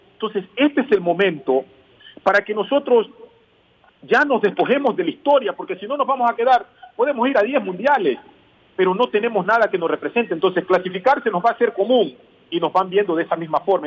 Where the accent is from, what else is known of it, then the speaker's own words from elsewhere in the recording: Ecuador; moved away as an adult; also born or lived in Qatar; el un país es porque soy ecuatoriano y no lo voy a cambiar. Y el otro país es porque también soy catarí